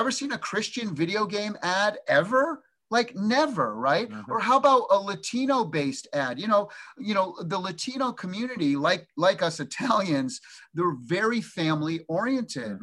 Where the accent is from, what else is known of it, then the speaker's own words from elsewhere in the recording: Massachusetts, United States; moved away as an adult; now in Orange County, United States; I grew up in the East Coast in Massachusetts for 21 years, and then been here 32 years